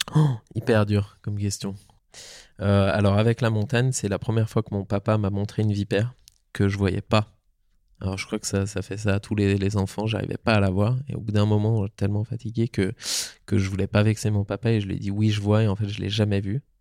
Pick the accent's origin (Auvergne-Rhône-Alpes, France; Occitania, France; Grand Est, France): Auvergne-Rhône-Alpes, France; Tignes; j'ai grandi donc à, à Tignes, aux portes du parc national de la Vanoise